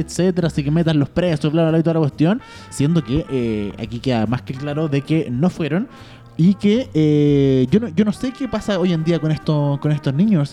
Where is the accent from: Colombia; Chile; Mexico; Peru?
Chile; como chilenos